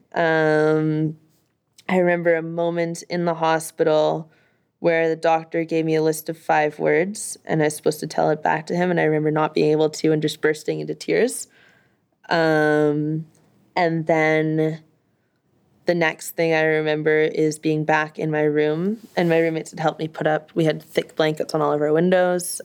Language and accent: English; Winnipeg, Manitoba, Canada; I'm from Winnipeg, so this is in the, the millennial, millennial library in Winnipeg